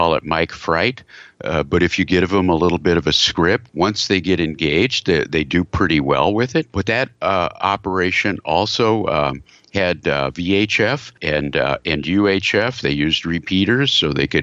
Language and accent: English; Texas, United States; I'm from Texas.